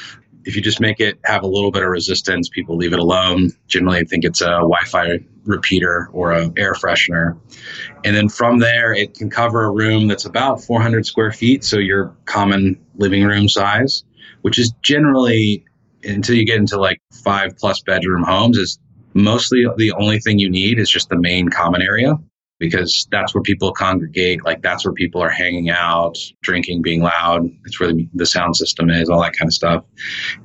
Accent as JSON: {"language": "English", "town": "Austin", "region": "Texas", "country": "United States", "tie": "born or raised there", "lives_now": "Dallas, United States", "said": "But I grew up in Austin, which has its own startup culture. And so moving to Dallas was kind of a shock."}